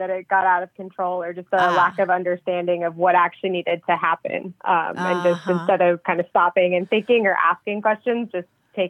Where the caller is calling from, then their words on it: Norfolk, Virginia, United States; I'm calling from Norfolk, Virginia.